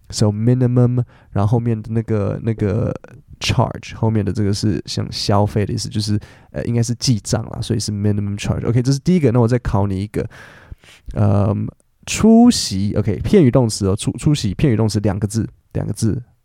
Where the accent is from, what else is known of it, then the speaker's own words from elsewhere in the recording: Taipei, Taiwan; 我是台北人啊